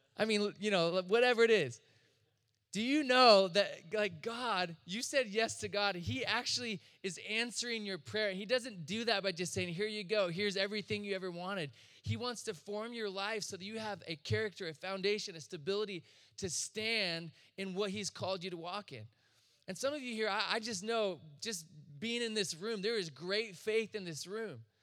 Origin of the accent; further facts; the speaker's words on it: Chico, California, United States; I'm from Northern California, Chico. And they just started a church in their living room with some friends. So I just grew up around ministry and all this